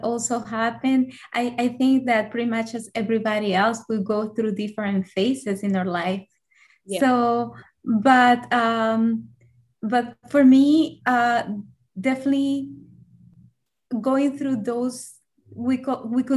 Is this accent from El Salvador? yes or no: yes; El Salvador; moved away as an adult; now in United States; So I'm originally from El Salvador. So I grew up over there. And in 2010, I came to the U.S.